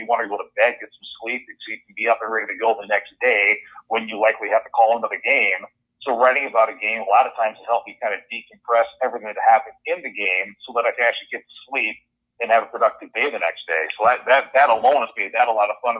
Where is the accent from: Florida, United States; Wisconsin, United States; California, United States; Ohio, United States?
Wisconsin, United States; Superior; moved away as an adult; now in Minnesota, United States; I grew up in Superior, went to high school, graduated in Superior